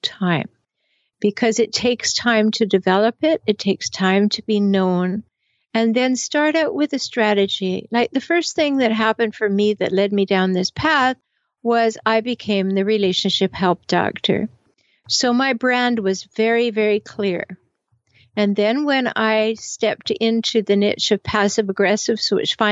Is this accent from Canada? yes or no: yes; Canada; I'm from Canada, so I say it both ways.